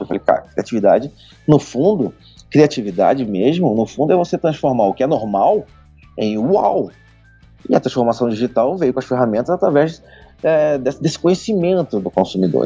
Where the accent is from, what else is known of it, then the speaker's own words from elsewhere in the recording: Rio de Janeiro, Brazil; now in São Paulo, Brazil; eu sou carioca